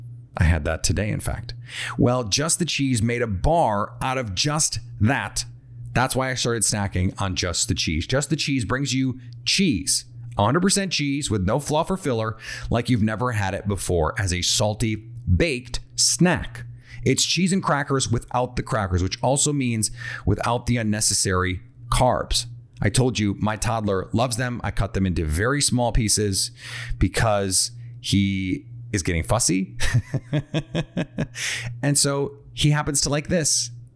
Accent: Milwaukee, Wisconsin, United States; I grew up in Milwaukee, so it was a place that I was very often.

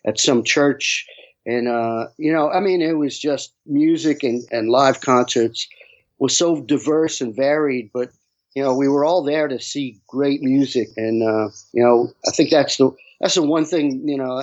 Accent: New York City, New York, United States; also born or lived in Brooklyn, New York; I grew up in Queens. I was born in Brooklyn, but okay. I grew up in Rockaway Beach.

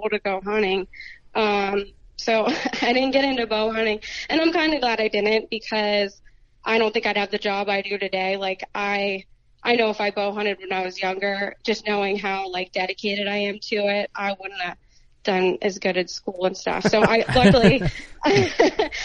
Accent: Pennsylvania, United States; I ended up moving back to my hometown and bought a house near my family and the property I grew up hunting and stuff

